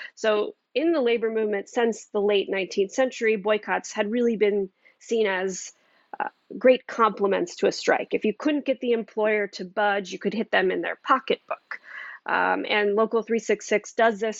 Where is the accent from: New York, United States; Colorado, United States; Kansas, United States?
Colorado, United States; Boulder; I grew up in Boulder, Colorado